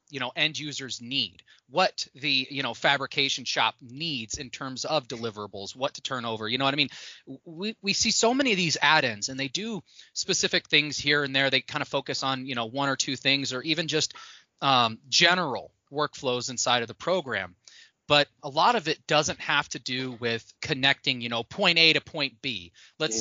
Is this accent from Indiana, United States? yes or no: yes; Indiana, United States; growing up in the Midwest, like I grew up in Indiana